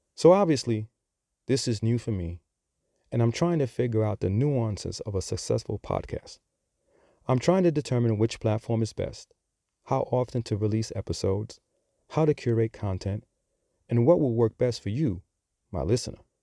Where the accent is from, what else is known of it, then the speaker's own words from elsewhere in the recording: New York City, New York, United States; accent: New York; now in Charlotte, United States; I'm sure that you have picked up on my accent. So, yes, I am from New York. And as I always like to say, I'm just a simple dude from the Bronx